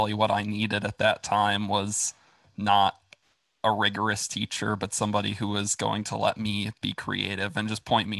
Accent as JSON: {"language": "English", "town": "Brown Deer", "region": "Wisconsin", "country": "United States", "tie": "born or raised there", "moved": "as an adult", "lives_now": "Florida, United States", "said": "I grew up in Brown Deer, actually. But I went to Nicolet High"}